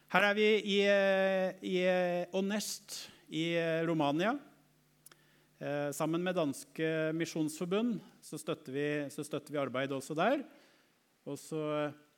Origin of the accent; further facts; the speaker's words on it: Norway; en av oss fra Norge